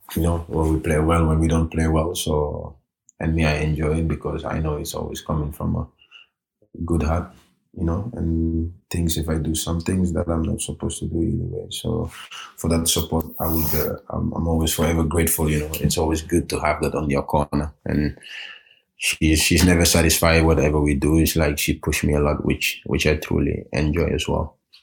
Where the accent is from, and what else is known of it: Norway; born or raised there; also born or lived in Gambia